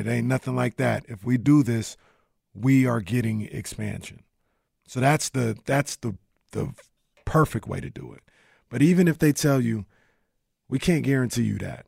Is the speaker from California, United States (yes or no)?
yes; Sacramento, California, United States; I'm from Sacramento, and I represent the city of Sacramento.